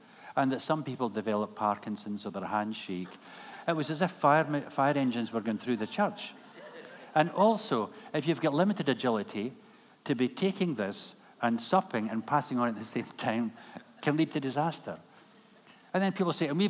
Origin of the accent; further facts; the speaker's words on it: Kilmarnock, Scotland, United Kingdom; moved away as an adult; Kilmarnock is my hometown